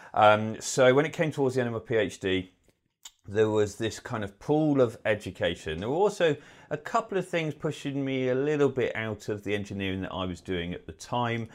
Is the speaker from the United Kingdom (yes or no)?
yes; Bristol, South West England, United Kingdom; moved away as an adult; also born or lived in Manchester; originally I'm not from this part of the world, I'm from Bristol